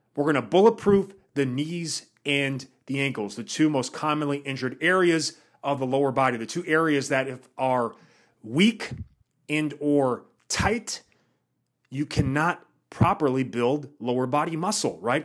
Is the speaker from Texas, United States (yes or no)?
no; Wisconsin, United States; moved away; I'm from Wisconsin, so I know what that's like during the winters